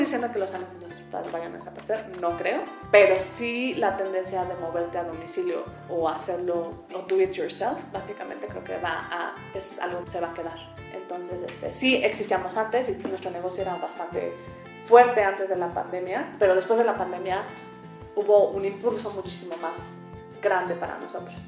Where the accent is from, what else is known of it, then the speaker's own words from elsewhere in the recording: Mexico; moved away as an adult; also born or lived in England / Germany; Soy mexicana, viví la mayoría de mi vida en México hasta que después me fui a hacer una maestría en Inglaterra